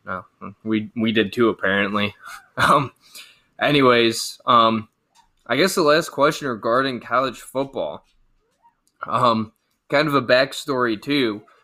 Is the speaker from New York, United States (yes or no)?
no; Cleveland, Ohio, United States; we're from Cleveland